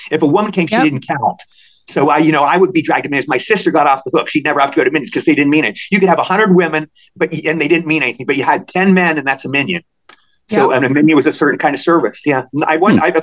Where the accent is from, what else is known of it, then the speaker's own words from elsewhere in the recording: Maryland, United States; I'm from Maryland.